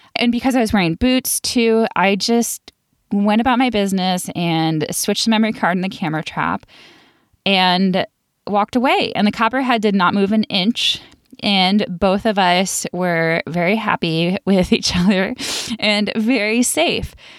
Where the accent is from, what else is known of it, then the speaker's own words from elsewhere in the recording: Buffalo, New York, United States; I grew up in Buffalo, New York, where we didn't have any venomous snakes